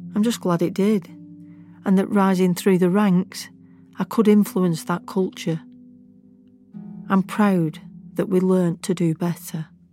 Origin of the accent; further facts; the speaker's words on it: Lancashire, North West England, United Kingdom; accent: Lancashire; my Lancashire accent